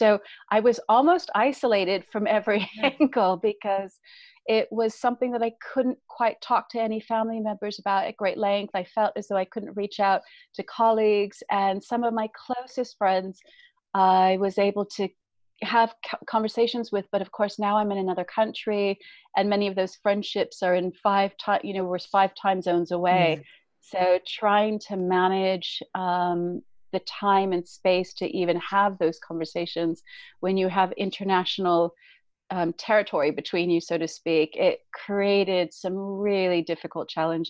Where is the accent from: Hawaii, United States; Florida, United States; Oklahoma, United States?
Hawaii, United States; also born or lived in South Pacific / mainland US / Japan; now in United Kingdom; I actually was born in the South Pacific and I grew up in Hawaii, so many, many miles away from the United Kingdom, but have lived on the mainland US and also in Japan, so quite a global existence.